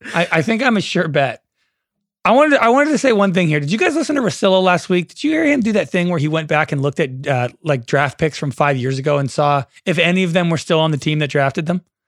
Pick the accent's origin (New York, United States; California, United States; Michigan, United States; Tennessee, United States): California, United States; the Bay Area; I'm from the Bay.